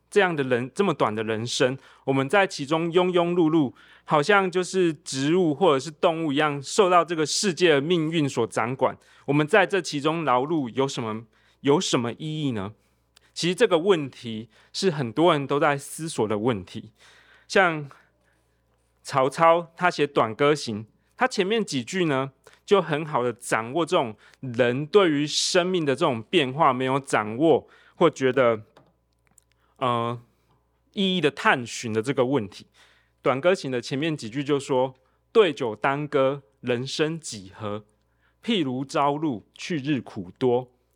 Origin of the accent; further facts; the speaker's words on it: Tainan, Taiwan; 我在台南长大